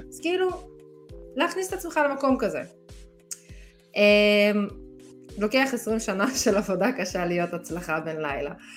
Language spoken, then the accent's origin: Hebrew; Israel; אנחנו ישראלים